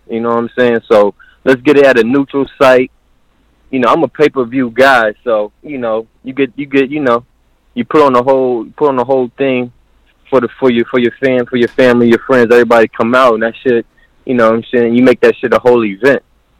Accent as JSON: {"language": "English", "town": "Queens", "region": "New York", "country": "United States", "said": "…. I'm from Queens, New York."}